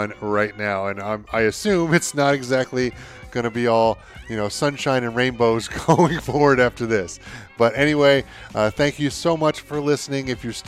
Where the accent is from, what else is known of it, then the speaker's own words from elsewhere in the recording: United States; I'm American